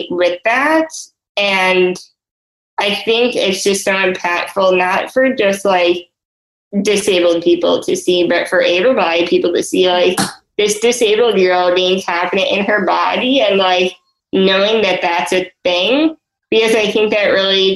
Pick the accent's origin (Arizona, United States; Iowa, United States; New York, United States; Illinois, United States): Illinois, United States; Chicago; I'm 26 years old, and I'm from Chicago.